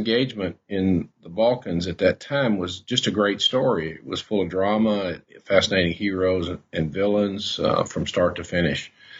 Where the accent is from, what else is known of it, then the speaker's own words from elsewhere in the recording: Jonesboro, Arkansas, United States; also born or lived in Memphis; I grew up in Jonesboro, went to Arkansas State University with a journalism degree